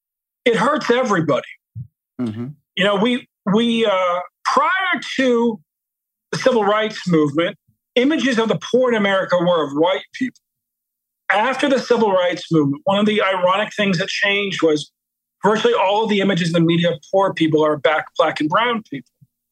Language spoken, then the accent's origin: English; Baltimore, Maryland, United States; You know, I'm from Baltimore. My mom grew up in the housing projects there.